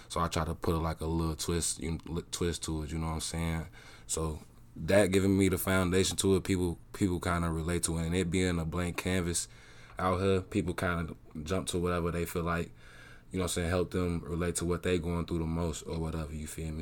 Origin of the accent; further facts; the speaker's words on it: Chicago, Illinois, United States; also born or lived in Georgia / Des Moines, Iowa; now in Iowa, United States; I'm Southside born and raised, that's all I know